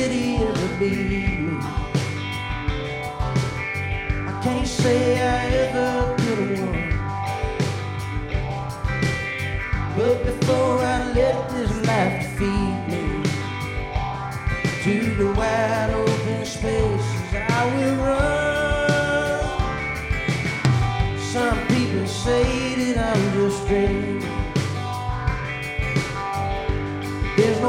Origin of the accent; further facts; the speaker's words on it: Ellaville, Georgia, United States; I'm obviously not from Cleveland, Ohio. I am from South Georgia.